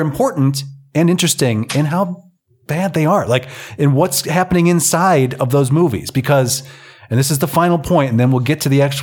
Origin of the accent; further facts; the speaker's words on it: United States; now in Reykjavik, Iceland; I'm from the United States of America